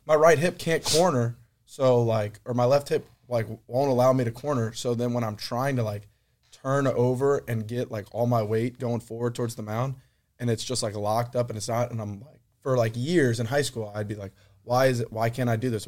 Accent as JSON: {"language": "English", "town": "Baton Rouge", "region": "Louisiana", "country": "United States", "said": "I'm from Baton Rouge"}